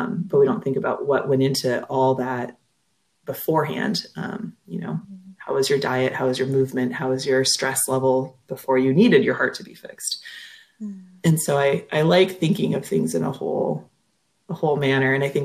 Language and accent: English; Minnesota, United States; accent: Minnesota; And do you hear my accent come out there too? Winona, Minnesota